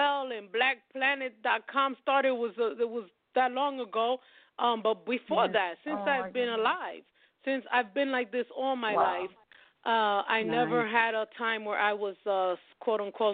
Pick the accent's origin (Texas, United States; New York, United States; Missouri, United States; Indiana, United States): New York, United States; I'm from New York